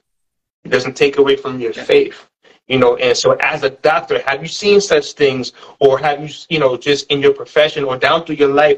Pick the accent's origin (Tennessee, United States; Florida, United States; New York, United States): New York, United States; growing up in New York